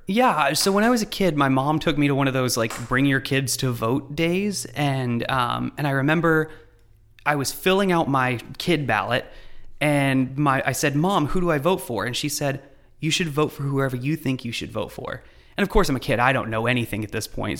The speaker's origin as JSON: {"language": "English", "town": "Lexington", "region": "Kentucky", "country": "United States", "moved": "as an adult", "said": "we're from Lexington"}